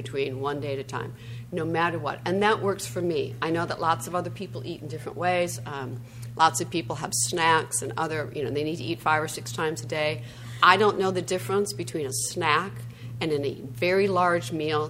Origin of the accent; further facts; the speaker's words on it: Midwest, United States; moved away; I'm from the Midwest originally